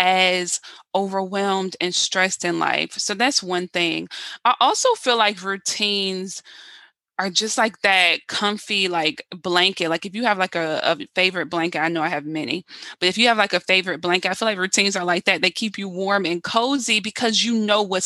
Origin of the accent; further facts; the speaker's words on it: South Carolina, United States; now in Baltimore, United States; I'm originally from South Carolina